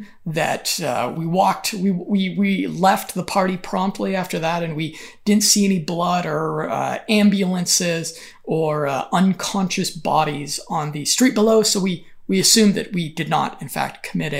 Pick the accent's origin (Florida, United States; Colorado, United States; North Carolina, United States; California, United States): Colorado, United States; Denver; moved away as an adult; also born or lived in Berlin, Germany / Valencia, Spain / Kyiv, Ukraine / Sofia, Bulgaria; I returned home for my brother's wedding and hung out a bit back in Denver, Colorado.